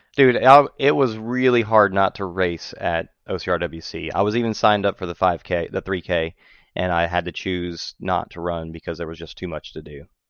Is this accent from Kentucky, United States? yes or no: no; just north of New Orleans, Louisiana, United States; moved away as an adult; now in Texas, United States; grew up just north of New Orleans and moved to Texas after I got uh, when I got married